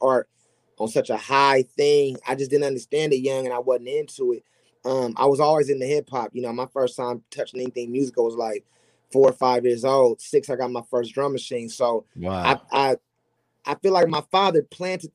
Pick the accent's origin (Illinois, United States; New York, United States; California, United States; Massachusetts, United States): California, United States; Los Angeles; I grew up in South Central, so my first influence to anything successful was Crips